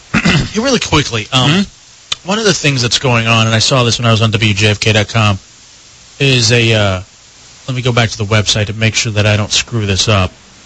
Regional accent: Dallas, Texas, United States; moved away; I grew up in Dallas and went to Rangers games at old Arlington Stadium

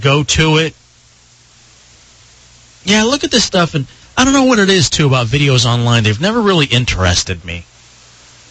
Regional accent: Dallas area, Texas, United States; I grew up with that team. I'm a fan of my hometown teams.

